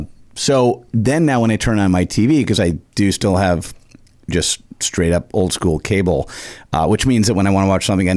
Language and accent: English; Chicago, Illinois, United States; growing up in Chicago